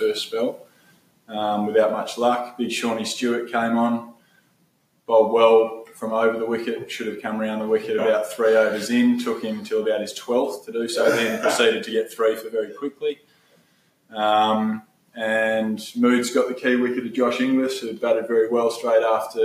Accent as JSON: {"language": "English", "town": "Albany", "region": "Western Australia", "country": "Australia", "tie": "born or raised there", "said": "my hometown Albany"}